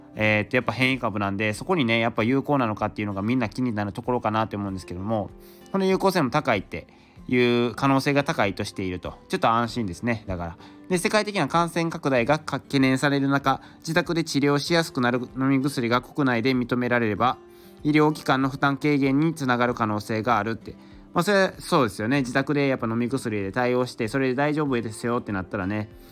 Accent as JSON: {"language": "Japanese", "region": "northern Wakayama", "country": "Japan", "tie": "born or raised there", "moved": "yes", "said": "ちょっと和歌山のね北部っていうことでもろ僕の実家の方やったんで"}